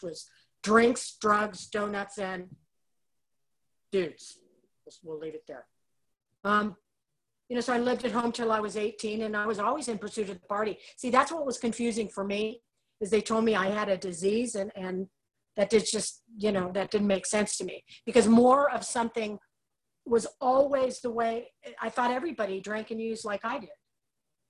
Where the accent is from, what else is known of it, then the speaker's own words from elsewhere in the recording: Los Angeles, California, United States; I was born and raised in the San Fernando Valley in Los Angeles, California, North Hollywood